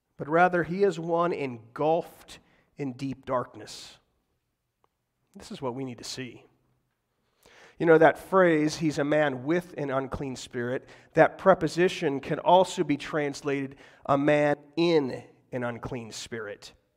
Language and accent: English; McKeesport, Pennsylvania, United States; I grew up in McKeesport